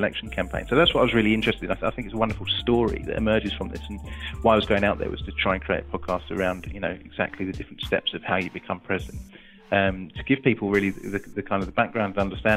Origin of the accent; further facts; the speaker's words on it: England, United Kingdom; being an Englishman abroad there